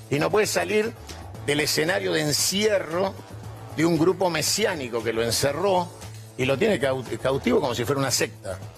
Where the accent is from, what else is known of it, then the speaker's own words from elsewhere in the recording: Argentina; yo soy nacionalista argentino